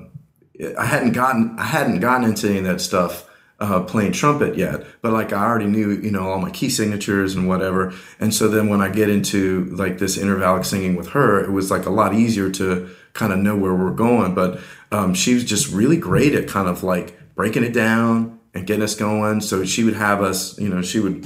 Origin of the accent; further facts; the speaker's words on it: New Orleans, Louisiana, United States; also born or lived in West Coast; now in Atlanta, United States; I had done a lot in church as I was a kid growing up in New Orleans.